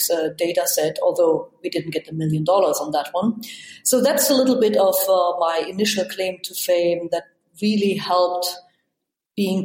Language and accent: English; East Germany, Germany; moved away; I grew up in East Germany